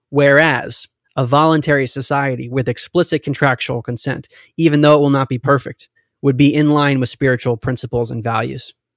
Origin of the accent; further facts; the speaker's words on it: United States; also born or lived in Maryland; I grew up in America